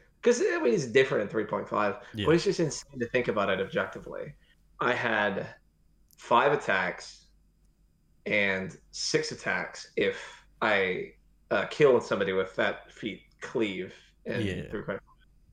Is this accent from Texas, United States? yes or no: yes; Texas, United States; I'm from Texas in the United States